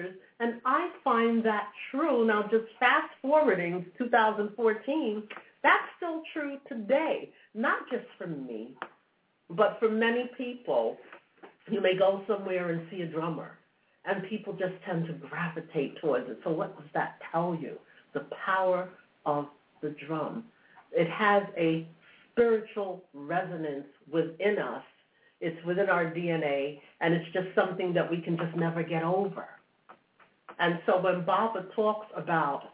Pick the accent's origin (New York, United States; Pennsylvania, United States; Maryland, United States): New York, United States; New York City; I grew up in New York City